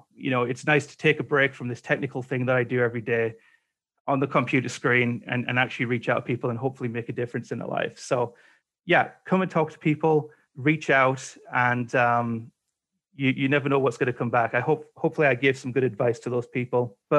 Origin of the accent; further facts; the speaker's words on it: England, United Kingdom; now in Canada; So when I came over to Canada from England back in 2007, I didn't have this COVID thing